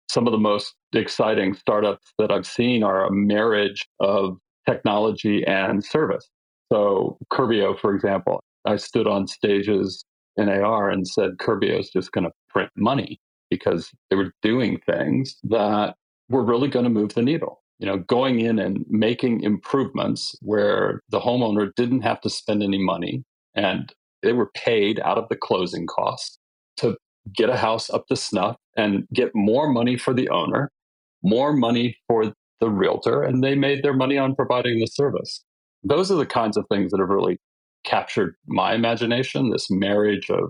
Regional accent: California, United States; I'm from California

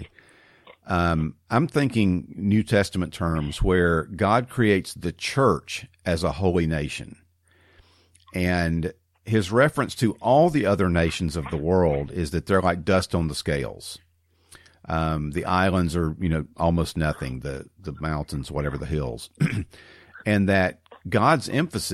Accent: United States

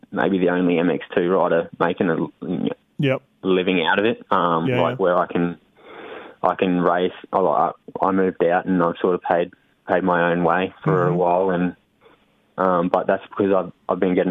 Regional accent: Cairns, Queensland, Australia; I grew up in Cairns. It's like the very top. It's in the tropics

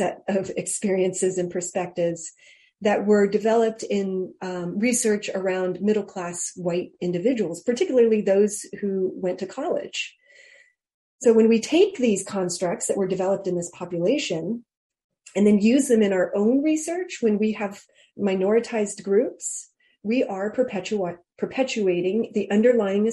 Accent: Hawaii, United States; moved away as an adult; also born or lived in Georgia; I was raised in Hawaii on an outer island out in the middle of the Pacific

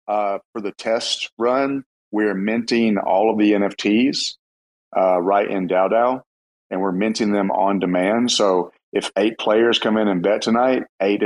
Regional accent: the South, United States; me and Mr. Fox might be the only Southerners in the entire Cosmos crypto space.

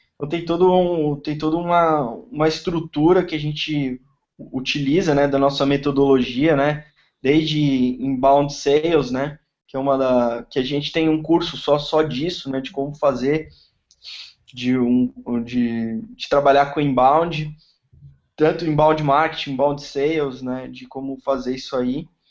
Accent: São Paulo, Brazil; moved away as an adult; now in Florianópolis, Brazil; Eu moro em Floripa, sou de São Paulo, tô morando aqui

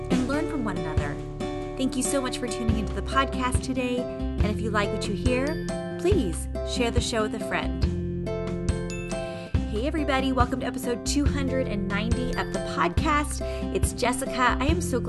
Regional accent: Southern California, United States; I'm from Southern California

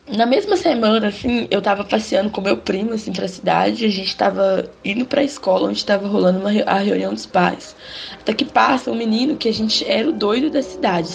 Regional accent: Dionísio, Minas Gerais, Brazil; na minha cidade natal. Lá é um lugar bem pequeno, assim, no é interior de Minas Gerais, só existe 7 mil votantes. Ela chama Dionísio

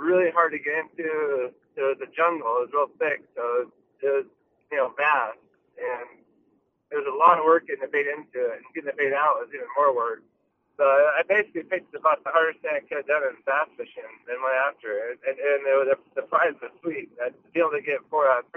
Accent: California, United States; Growing up in California

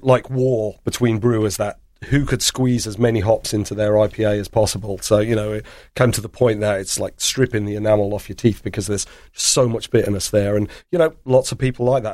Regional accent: England, United Kingdom; moved away as an adult; now in Baltimore, United States; I'm born and raised in England

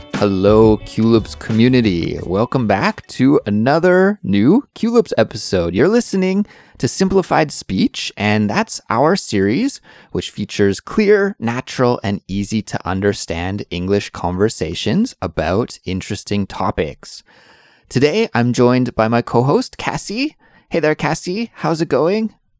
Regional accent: Canada; now in South Korea; I'm a Canadian, but I live currently in South Korea.

